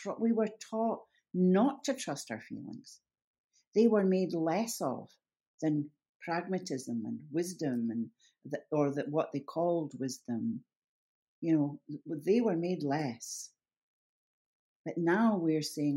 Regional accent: Scotland, United Kingdom; I'm a Scot

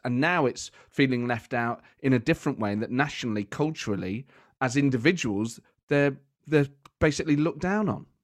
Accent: Nottingham, East Midlands, United Kingdom; moved away; I grew up in Nottingham

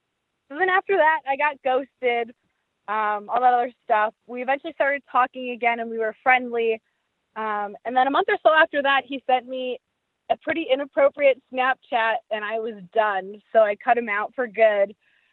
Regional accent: New York, United States; I'm originally from New York.

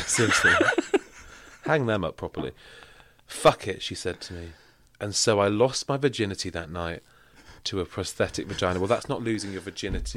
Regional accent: Manchester, North West England, United Kingdom; I'm from Manchester.

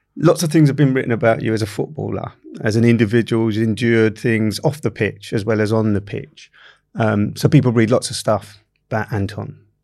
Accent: London, United Kingdom; I grew up in Camberwell

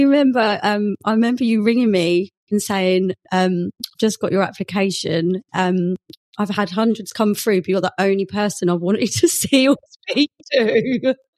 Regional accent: Essex, East of England, United Kingdom; moved away as an adult; also born or lived in Bristol; I'm actually from Essex

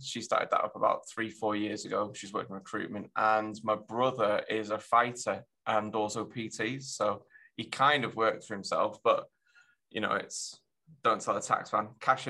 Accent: Germany; born there; I've lived all over, actually. So I was born in Germany. My dad's in the army. So I used to move around when I was younger quite a lot.

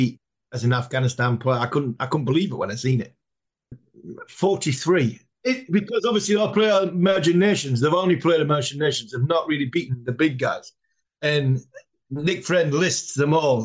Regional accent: England, United Kingdom; we're from England

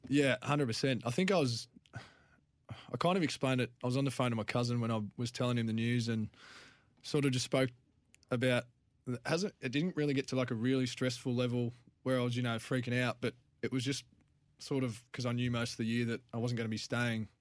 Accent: Clare, South Australia, Australia; moved away; I'm from the Clare Valley.

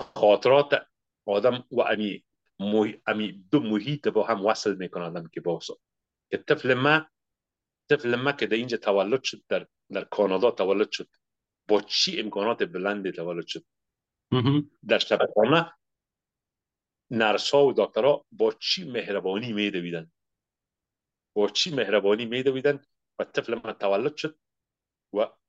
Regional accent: Afghanistan; moved away as an adult; also born or lived in Pakistan; now in Canada; 30 سال پیش که ما از افغانستان آمدیم

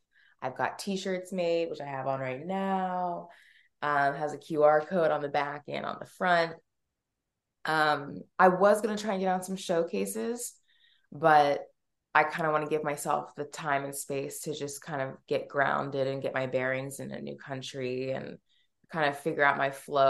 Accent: Pittsburgh, Pennsylvania, United States; So I am from Pittsburgh, Pennsylvania. I am adopted and I went to school for theater.

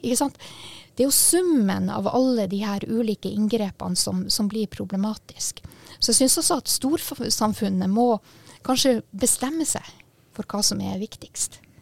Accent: Sami, Sápmi, Norway; men også som en same

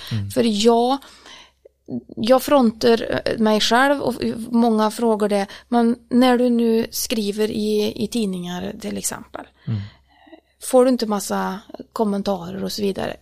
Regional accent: Årjäng, Värmland, Sweden; jag är uppvuxen i Värmlandsskogarna, eller egentligen inte i skogen så som jag bor idag, utan jag bodde faktiskt i ett samhälle, ett mindre ort som heter Åring

